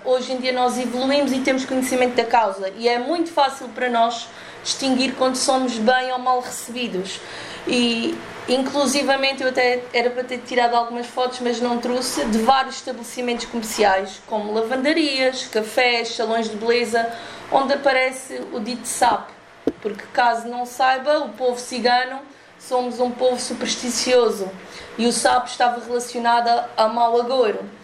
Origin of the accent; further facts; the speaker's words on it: Portugal; eu sou portuguesa e sou cigana